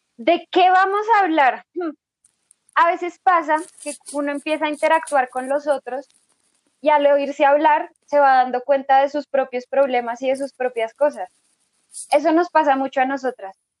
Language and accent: Spanish; Bogotá, Colombia; soy de Bogotá, Colombia, una ciudad muy bonita